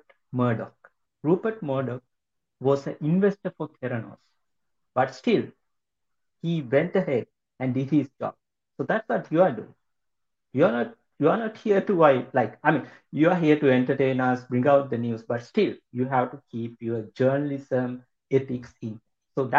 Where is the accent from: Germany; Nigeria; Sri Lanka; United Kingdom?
Sri Lanka; moved away; my home country. Sri Lanka